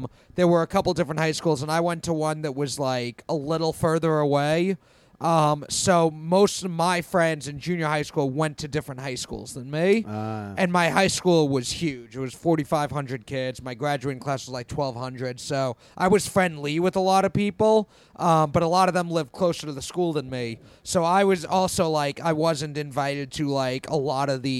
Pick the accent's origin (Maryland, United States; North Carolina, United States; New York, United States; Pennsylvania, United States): New York, United States; growing up in Queens